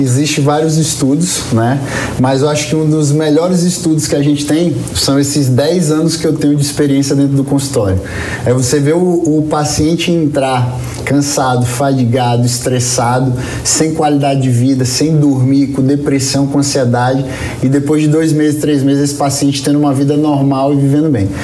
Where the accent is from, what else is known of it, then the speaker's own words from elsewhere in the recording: Northeast Region, Brazil; sou do, do Nordeste